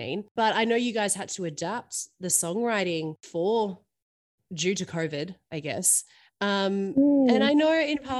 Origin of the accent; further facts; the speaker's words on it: Melbourne, Victoria, Australia; moved away; I'm originally from Melbourne